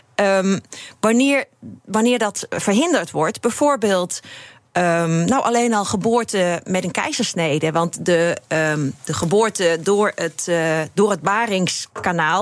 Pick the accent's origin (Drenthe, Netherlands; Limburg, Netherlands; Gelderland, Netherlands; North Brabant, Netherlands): Limburg, Netherlands; Ik kom uit Limburg